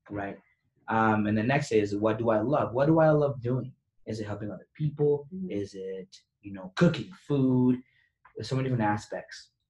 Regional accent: Venezuela; I am from Venezuela.

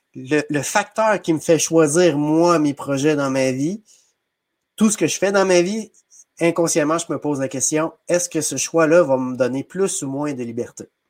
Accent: Saint-Maurice, Quebec, Canada; also born or lived in Sainte-Geneviève-de-Batiscan; je suis natif de Saint-Maurice, euh, donc une petite municipalité près de Trois-Rivières

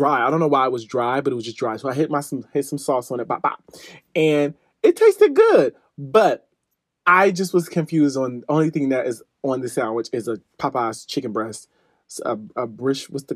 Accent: Midwest, United States; I am from the Midwest

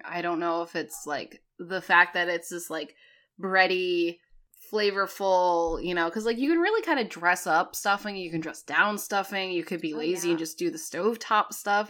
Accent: Connecticut, United States

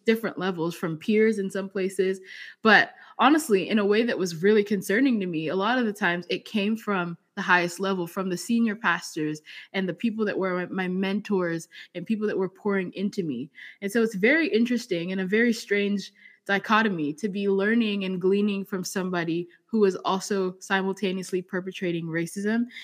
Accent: England, United Kingdom; also born or lived in Zambia; now in Arizona, United States; I was raised in England, so I have different experiences.

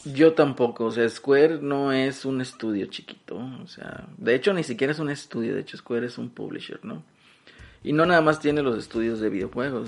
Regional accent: Mexico; como prieto mexicano

